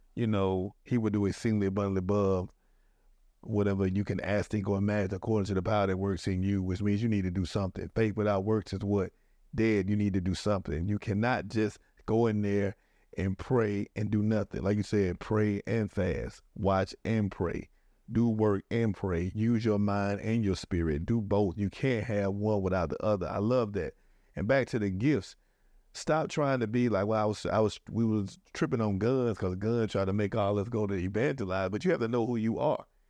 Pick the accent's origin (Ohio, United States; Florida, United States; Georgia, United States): Georgia, United States; Atlanta; now in Newport News, United States; I'm from Atlanta